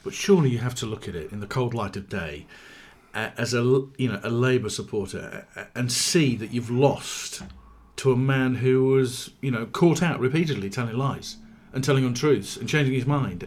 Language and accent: English; Yorkshire and the Humber, United Kingdom; growing up in South Yorkshire